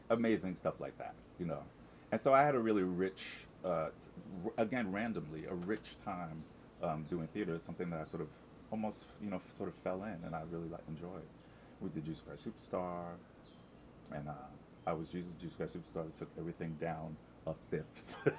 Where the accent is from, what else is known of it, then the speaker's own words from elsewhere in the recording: Amityville, New York, United States; I'm from Long Island, uh, in a little town called Amityville